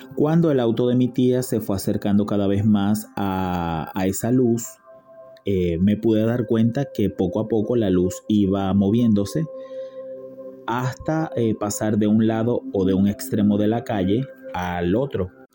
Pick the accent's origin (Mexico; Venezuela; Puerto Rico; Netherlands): Venezuela; now in Buenos Aires, Argentina; soy de Venezuela pero vivo actualmente en Buenos Aires, Argentina.